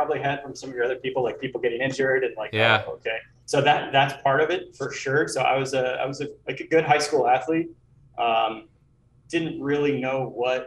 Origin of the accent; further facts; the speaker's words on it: Southeast Kansas, United States; moved away; also born or lived in Atlanta; I grew up in Southeast Kansas, suburbs, but close to Canton, about 45 minutes south of Kansas City.